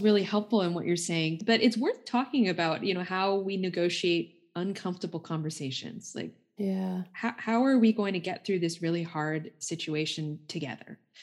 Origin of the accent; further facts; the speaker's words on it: United States; myself being Indian American